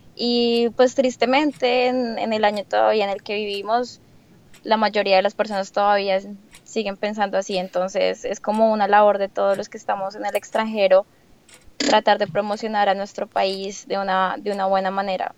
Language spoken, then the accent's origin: Spanish; Bogotá, Colombia; moved away as an adult; also born or lived in Maine / California / Boston; now in New York, United States; yo vengo de Bogotá